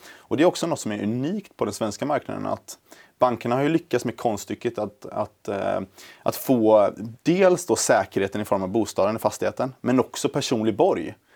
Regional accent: Gothenburg, Västra Götaland, Sweden; moved away as an adult; now in Stockholm, Sweden; jag är från början från eh, Göteborg

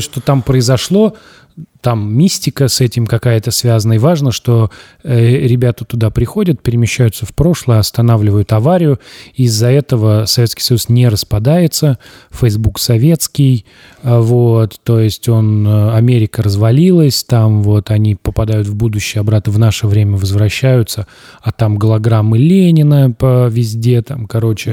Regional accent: Tambov, Tambov Oblast, Russia; born or raised there; moved away

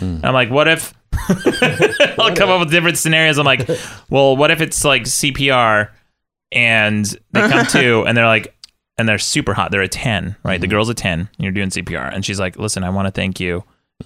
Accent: Utah, United States; I'm from Utah, the conservative state of Utah

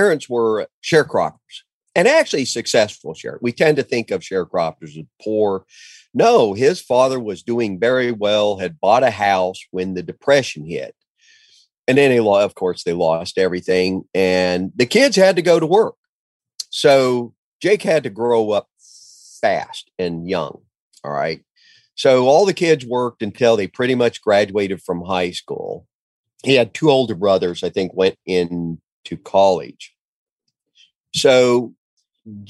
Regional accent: Ponca City, Oklahoma, United States; I moved back home to Ponca City, Oklahoma.

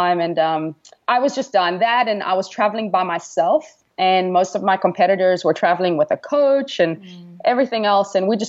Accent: Kimberley, Northern Cape, South Africa; moved away; I am from South Africa, Kimberley to be exact

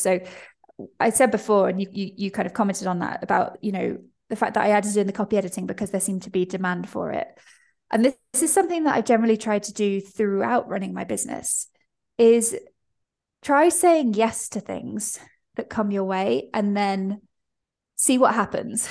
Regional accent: United Kingdom; I'm British

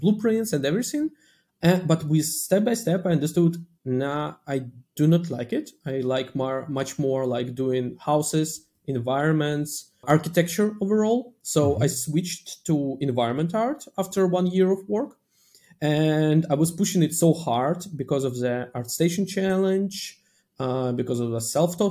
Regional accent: Russia; moved away; Initially, I'm coming from Russia

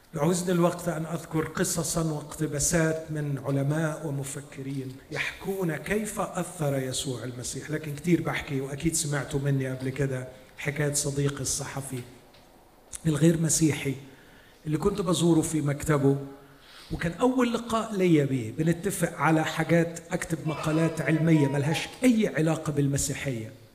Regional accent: Egypt; عندنا في مصر

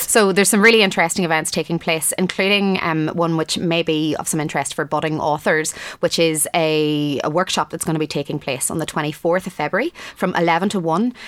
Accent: Enniskillen, Northern Ireland, United Kingdom; Adrian Dunbar is from my hometown of Enniskillen

